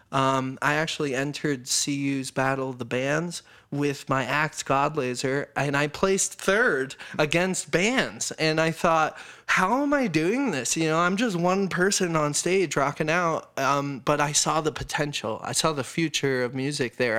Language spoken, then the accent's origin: English; Colorado Springs, Colorado, United States; also born or lived in upstate New York; I was born in Colorado